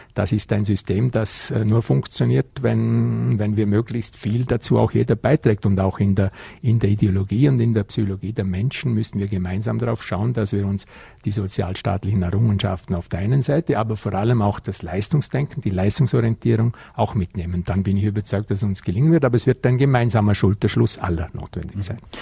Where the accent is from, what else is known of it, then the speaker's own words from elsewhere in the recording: Vorarlberg, Austria; bei uns im Ländle in Vorarlberg.